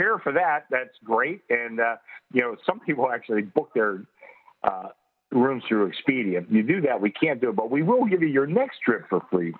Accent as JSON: {"language": "English", "town": "Pittsburgh", "region": "Pennsylvania", "country": "United States", "tie": "born or raised there", "said": "I grew up in Pittsburgh."}